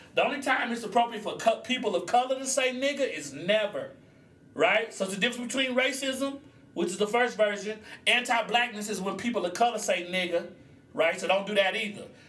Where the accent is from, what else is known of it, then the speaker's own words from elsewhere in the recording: Oklahoma, United States; I'm from Oklahoma